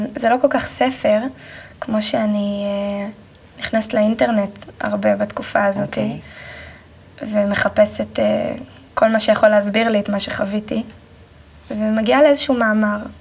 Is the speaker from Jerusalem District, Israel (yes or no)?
no; Kfar Saba, Central District, Israel; also born or lived in Haifa / Karmiel; אני נולדתי בבית חולים אה, בחיפה, ומשם עברנו לגור בכרמיאל, אה, ובגיל שנתיים וחצי בערך עברתי עם ההורים לגור בכפר סבא